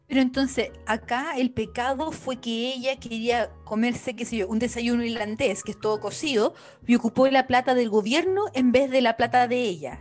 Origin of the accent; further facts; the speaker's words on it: Chile; now in Ireland; como chilena